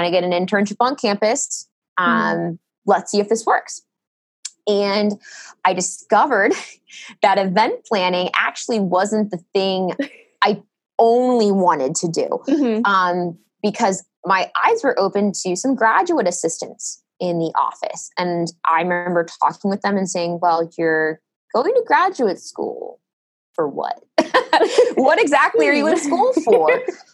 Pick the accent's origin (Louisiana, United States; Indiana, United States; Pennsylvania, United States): Pennsylvania, United States; Lancaster County; also born or lived in Berks County, Pennsylvania; I grew up in Lancaster County, Pennsylvania